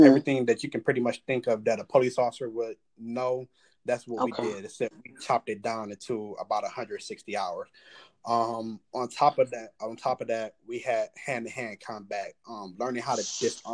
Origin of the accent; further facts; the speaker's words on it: Detroit, Michigan, United States; now in Cleveland, United States; I'm from Detroit